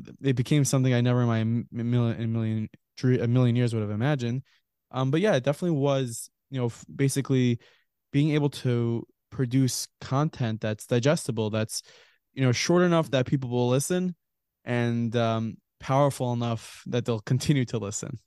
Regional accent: Lawrence, New York, United States; I was, uh, born and raised, I live in the Five Towns in Lawrence, New York

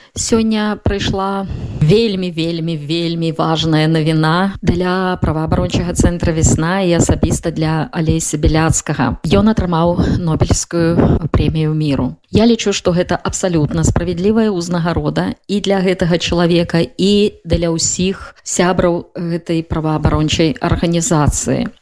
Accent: Svetlogorsk, Gomel Region, Belarus; майго роднага горада дзе я нарадзілася да светлагорска

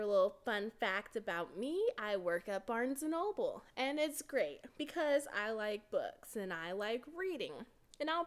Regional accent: Texas, United States; I am from Texas.

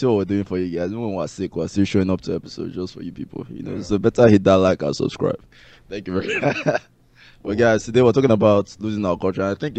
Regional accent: Port Harcourt, Rivers State, Nigeria; moved away; I grew up in Port Harcourt, you know, and they were speaking Igbo to me as a baby. And then after a while, they saw that I was getting confused, you know, my Igbo and English were just like very, very wonky. So they got scared and then they stopped speaking Igbo to me.

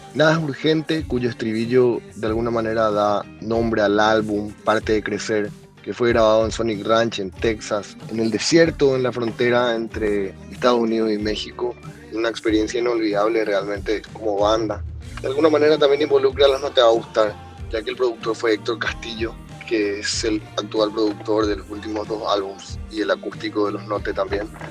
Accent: Paraguay; de los Cachiporros de Paraguay

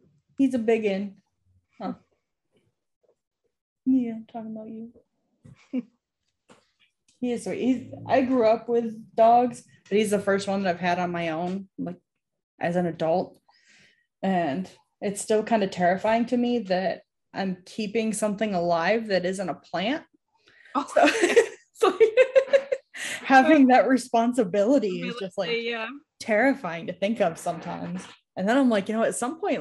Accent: New York, United States; where I grew up in New York

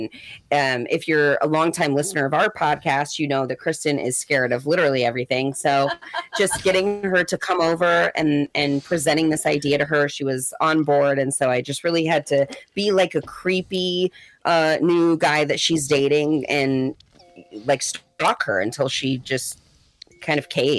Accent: St. Louis, Missouri, United States; Mm-mm. I'm from St. Louis.

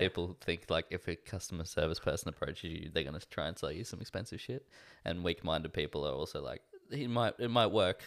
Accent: Australia; I don't feel like I have an identity as an Australian

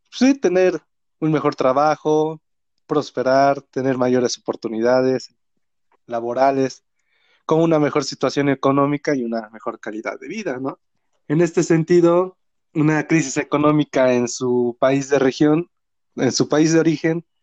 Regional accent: Atoyatempan, Puebla, Mexico; me fui de vacaciones aquí a lo que fue mi pueblo, un pueblo muy bonito. Te lo recomiendo, es el pueblo de Atoyatempan.

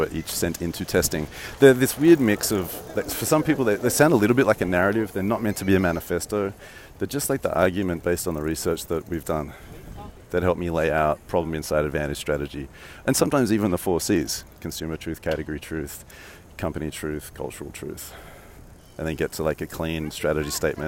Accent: Australia; accent: Australian; moved away; I'm Australian

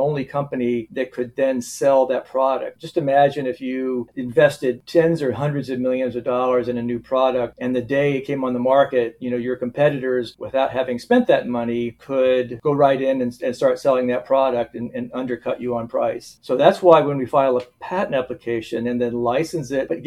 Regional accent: South Florida, United States; moved away as an adult; also born or lived in Gainesville, Florida / Charleston, South Carolina; now in Wisconsin, United States; I grew up mostly in South Florida, Southeast Florida, the sort of Fort Lauderdale and West Palm Beach areas

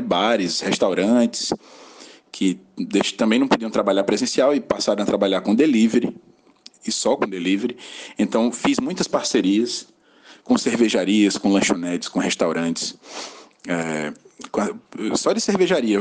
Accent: Acari, Rio Grande do Norte, Brazil; also born or lived in João Pessoa; now in Natal, Brazil; sou natural de Acari, no interior do Rio Grande do Norte, uma cidade bem pequenininha.

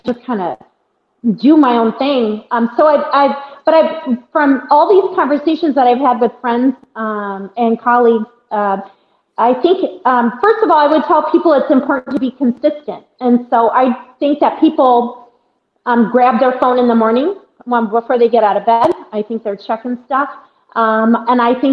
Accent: Iowa, United States; born or raised there

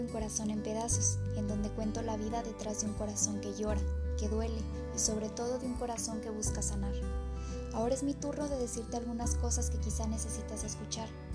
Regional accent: Fresnillo, Zacatecas, Mexico; soy de Fresnillo, Zacatecas

